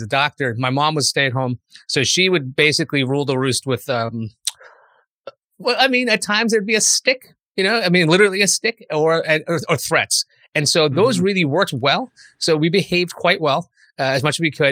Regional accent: New York City, New York, United States; moved away as an adult; also born or lived in Brooklyn / Boston; Growing up in Queens

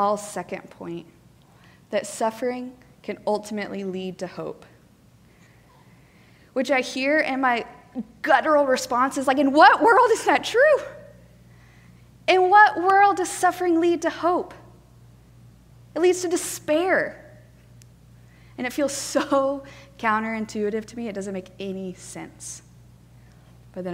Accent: Colorado, United States; now in Atlanta, United States; I grew up in Colorado, which is where my parents still live.

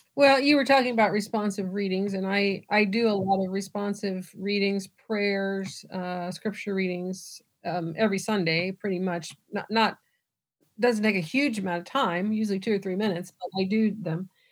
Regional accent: Southern Illinois, United States; moved away as an adult; also born or lived in Dallas, Texas; I'm from Illinois, I grew up in Southern Illinois

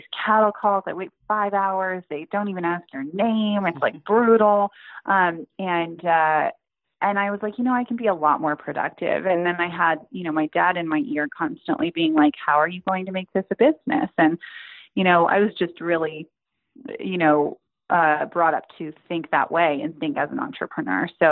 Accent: Silicon Valley, Northern California, United States; I grew up in Northern California, in kind of the heart of Silicon Valley

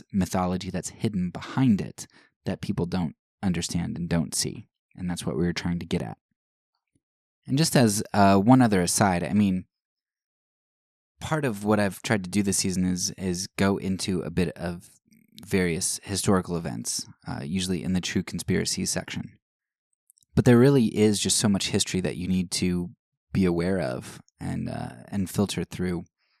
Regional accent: United States; I am thankful for the opportunities that I had growing up in the United States

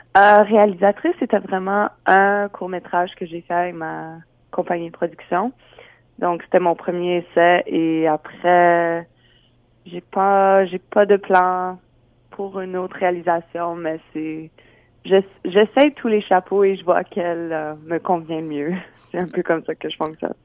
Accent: Regina, Saskatchewan, Canada; j'ai grandi à Regina.

